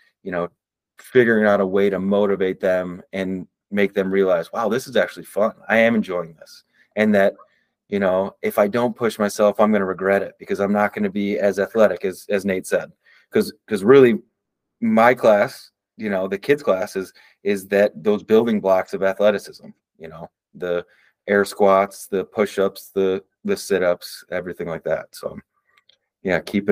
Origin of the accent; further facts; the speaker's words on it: Midwest, United States; moved away; I'm from the Midwest